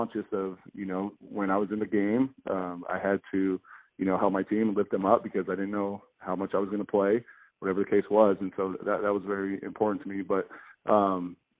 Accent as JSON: {"language": "English", "town": "Boise", "region": "Idaho", "country": "United States", "tie": "born or raised there", "said": "here in my hometown"}